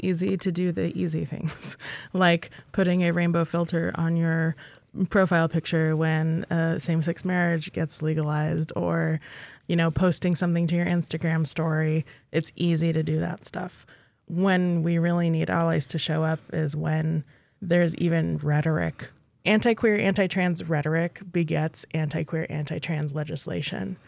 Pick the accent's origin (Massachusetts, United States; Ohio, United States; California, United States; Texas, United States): Texas, United States; now in Alaska, United States; my home state of Texas